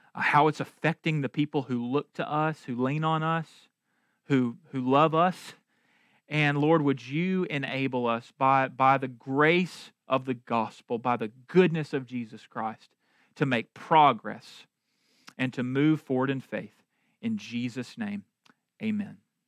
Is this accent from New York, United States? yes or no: no; Marshall, North Carolina, United States; I'm from Marshall, North Carolina